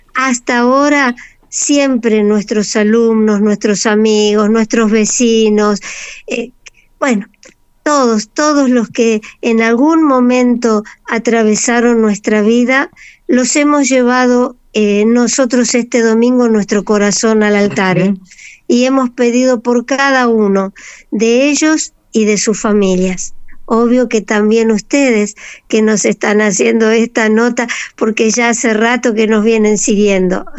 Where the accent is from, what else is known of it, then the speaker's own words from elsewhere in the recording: Argentina; somos nosotros los argentinos